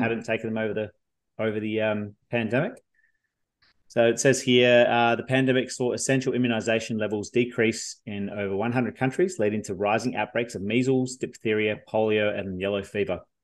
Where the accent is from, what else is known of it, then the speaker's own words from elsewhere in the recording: Victoria, Australia; moved away; I come from Victoria originally